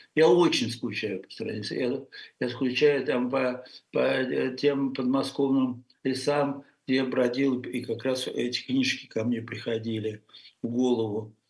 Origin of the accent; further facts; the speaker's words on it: Russia; moved away as an adult; мы все в России воспитаны на французском